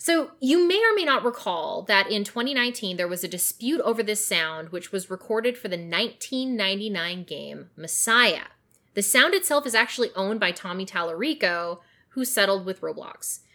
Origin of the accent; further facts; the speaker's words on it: British Columbia, Canada; I grew up in British Columbia